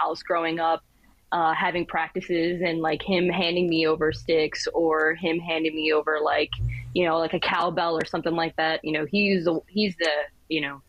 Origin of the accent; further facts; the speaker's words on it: Philadelphia, Pennsylvania, United States; moved away as an adult; now in New York, United States; I'm from Philadelphia and used to live there. I finally moved to New York in January.